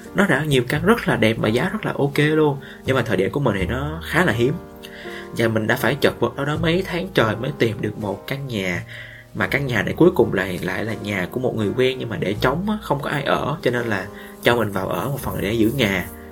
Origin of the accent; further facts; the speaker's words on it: Vietnam; moved away as an adult; now in Ho Chi Minh City, Vietnam; ở trên sài gòn vài ba tháng rồi về quê một lần mình sẽ trân trọng được những cái điều ở quê hương của mình hơn nói quê vậy nó cũng ở sát bên thôi